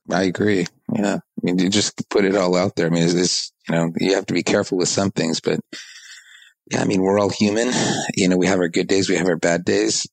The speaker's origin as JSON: {"language": "English", "region": "Southern California", "country": "United States", "tie": "born or raised there", "also_born_or_lived": "East Coast, United States / Japan", "said": "I was born on the East Coast, but I grew up in Southern California"}